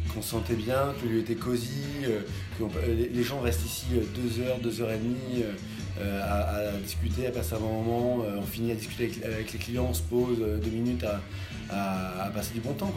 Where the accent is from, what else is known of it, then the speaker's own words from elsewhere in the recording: Bordeaux, Nouvelle-Aquitaine, France; moved away as an adult; also born or lived in Paris; now in Bordeaux, France; je suis bordelais à l'origine.